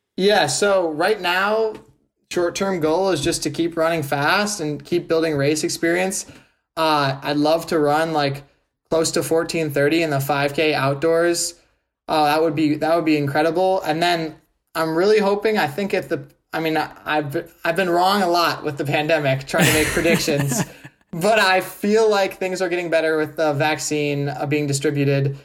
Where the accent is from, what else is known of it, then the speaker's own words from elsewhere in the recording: Wisconsin, United States; I'm from Wisconsin too